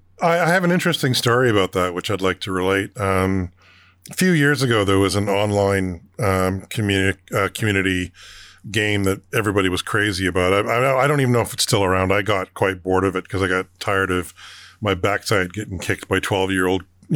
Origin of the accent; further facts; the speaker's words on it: Alberta, Canada; I remember growing up in Alberta, and the election was over before our polls even opened sometimes.